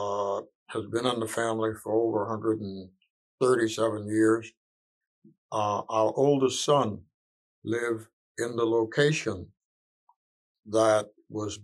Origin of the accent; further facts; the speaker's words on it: Hilton Head Island, South Carolina, United States; life was fantastic on Hilton Head growing up.